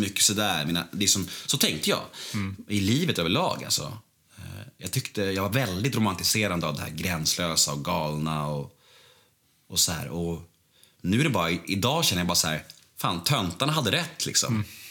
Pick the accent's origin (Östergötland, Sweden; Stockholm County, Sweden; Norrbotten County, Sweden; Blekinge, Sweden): Stockholm County, Sweden; Stockholm; Jag föddes ju eh, på Skånegatan 73 här borta, eh, precis vid Nytorget där